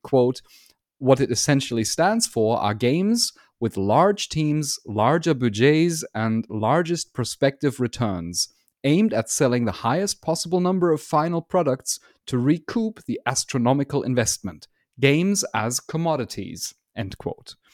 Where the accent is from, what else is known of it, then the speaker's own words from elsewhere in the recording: Germany; I'm from Germany